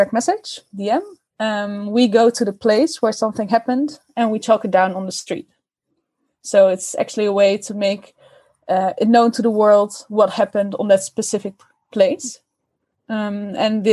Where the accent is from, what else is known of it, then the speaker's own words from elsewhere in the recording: Oosterbeek, Gelderland, Netherlands; I grew up in Oosterbeek, which is a small village close to Arnhem